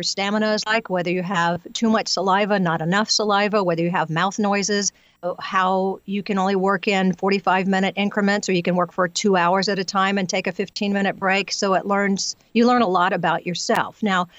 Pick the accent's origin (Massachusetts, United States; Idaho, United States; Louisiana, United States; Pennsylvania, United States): Louisiana, United States; accent: Southern; now in California, United States; I moved to California from Louisiana, so it was a bit of a struggle to get rid of my Southern accent during the time because people were just making fun of me.